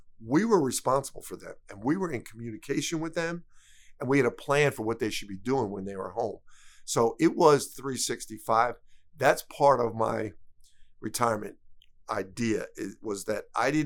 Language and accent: English; Philadelphia, Pennsylvania, United States; It was my hometown team.